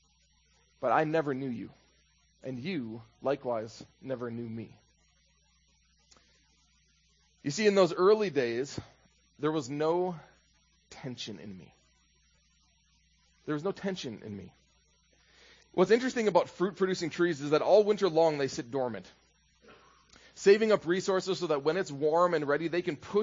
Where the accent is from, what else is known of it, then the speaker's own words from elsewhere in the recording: Minnesota, United States; When I was in high school in Minnesota